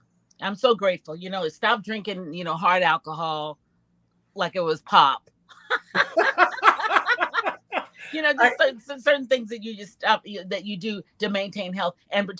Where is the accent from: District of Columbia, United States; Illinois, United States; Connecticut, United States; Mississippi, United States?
Illinois, United States; Chicago; I'm from Chicago, Illinois.